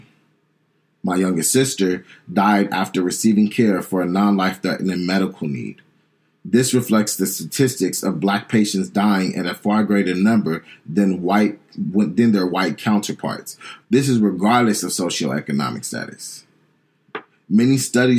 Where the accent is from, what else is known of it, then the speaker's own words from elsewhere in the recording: San Diego, California, United States; I'm probably from Southeast San Diego, where I grew up one of six kids